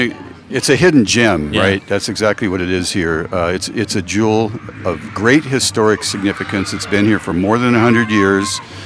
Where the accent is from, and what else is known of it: Lakewood, Colorado, United States; born or raised there